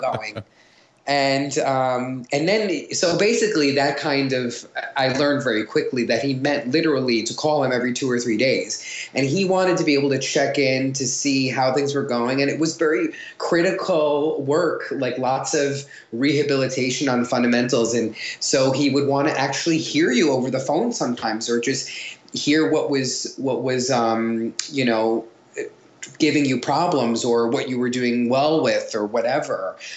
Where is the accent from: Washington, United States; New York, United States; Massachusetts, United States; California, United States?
New York, United States; Long Island; I'm from Long Island